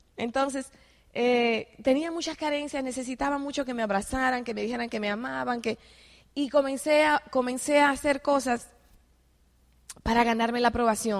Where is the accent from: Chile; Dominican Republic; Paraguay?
Dominican Republic; moved away as an adult; also born or lived in Mexico City, Mexico; yo soy de República Dominicana